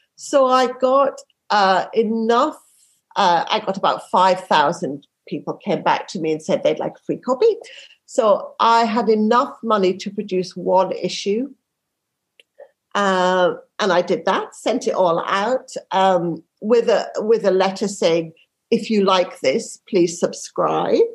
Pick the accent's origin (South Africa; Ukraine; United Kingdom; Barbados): United Kingdom; Yorkshire and the Humber; I grew up in Yorkshire